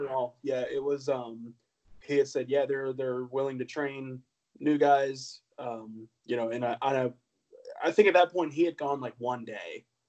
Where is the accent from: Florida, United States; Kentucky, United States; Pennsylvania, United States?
Florida, United States; Ocala; grew up in Ocala, Florida